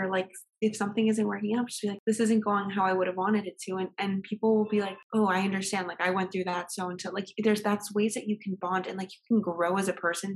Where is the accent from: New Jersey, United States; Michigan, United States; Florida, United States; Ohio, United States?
Florida, United States; Miami; we're from here. Like, Miami